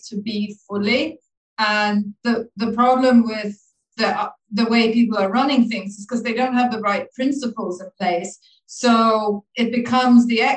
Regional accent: Sweden; moved away as an adult; also born or lived in Dublin, Ireland / Laos / Thailand; I was born in Dublin and I grew up in Sweden.

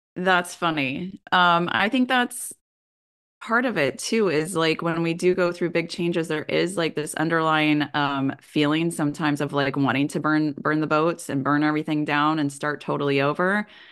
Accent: Kansas, United States; Growing up in Kansas myself

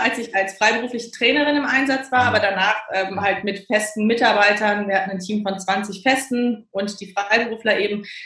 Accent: Cologne, North Rhine-Westphalia, Germany; now in Berlin, Germany; ich komme ja gebürtig aus Köln, ne? also ich bin ja so eine rheinländische Frohnatur

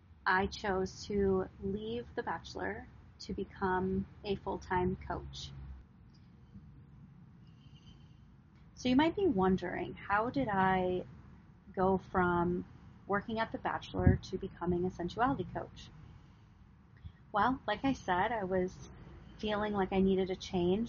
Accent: Wisconsin, United States; now in Los Angeles, United States; I am from Wisconsin. I was raised on a farm, a legit farm in the middle of nowhere.

